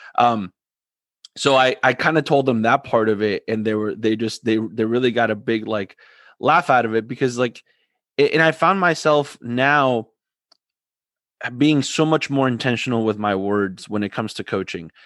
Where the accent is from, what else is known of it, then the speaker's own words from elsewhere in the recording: Argentina; I'm from Argentina